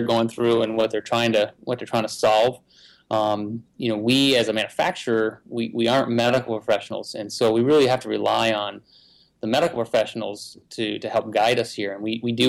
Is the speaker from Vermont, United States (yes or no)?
yes; Vermont, United States; I'm from Vermont